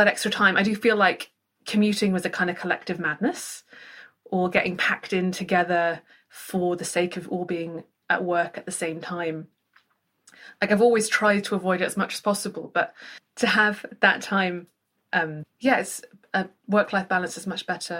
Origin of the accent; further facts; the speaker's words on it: Gower, Wales, United Kingdom; moved away as an adult; now in Bristol, United Kingdom; I went back to Wales to be with my parents on Gower